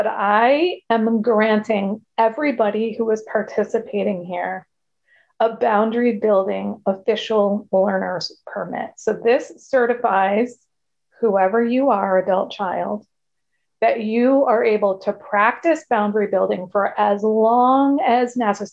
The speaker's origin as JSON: {"language": "English", "region": "Connecticut", "country": "United States", "said": "I'm from Connecticut, which is a state in the United States."}